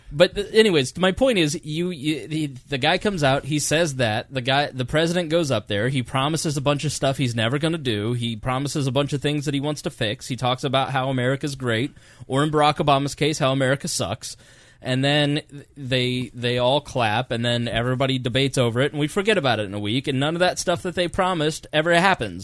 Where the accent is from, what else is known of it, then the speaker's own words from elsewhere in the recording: United States; I am proud to be an American and I'm glad that I am American